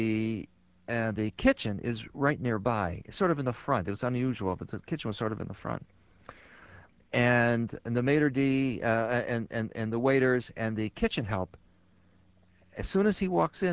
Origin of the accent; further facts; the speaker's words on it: Chicago, Illinois, United States; moved away; I was born and raised in Chicago.